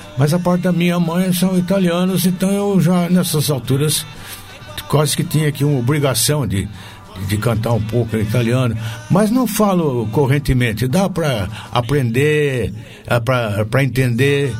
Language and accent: Portuguese; Taubaté, São Paulo, Brazil; accent: Vale do Paraíba; moved away as an adult; now in São Paulo, Brazil; o meu sotaque de, de inglês do Vale do Paraíba